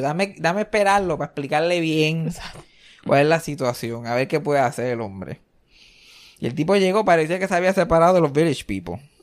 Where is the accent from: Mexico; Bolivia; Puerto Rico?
Puerto Rico; now in Texas, United States; yo soy el puertorriqueño que se pasa constantemente hablando de Puerto Rico